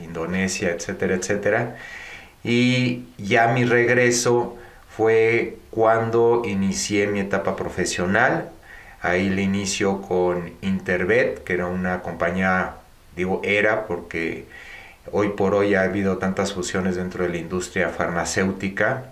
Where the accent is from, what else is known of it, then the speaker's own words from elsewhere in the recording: Mexico; also born or lived in United States; yo nací en México de padre eh, mexicano, eh, nacido en Veracruz y de madre española